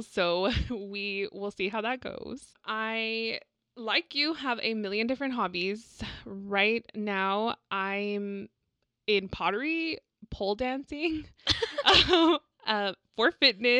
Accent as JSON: {"language": "English", "town": "San Antonio", "region": "Texas", "country": "United States", "tie": "born or raised there", "said": "And I'm also a Latina. I was born and raised here in San Antonio."}